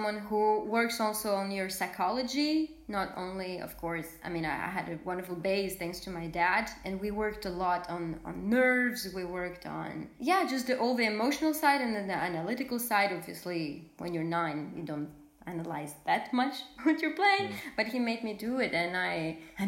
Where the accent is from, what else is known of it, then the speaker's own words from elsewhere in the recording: south of France, France; also born or lived in Moscow, Russia; I was born in Moscow in a family of musicians. My mom is a pianist and my father is a violinist, and he was my first teacher. And so then we moved to France, to the south of France